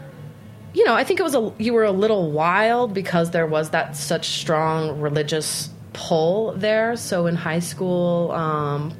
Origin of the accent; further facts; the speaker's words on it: Salt Lake City, Utah, United States; moved away as an adult; now in New York City, United States; growing up in Salt Lake City.